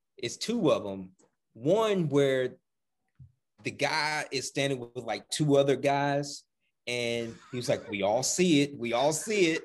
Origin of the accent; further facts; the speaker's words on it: the South, United States; we're from the South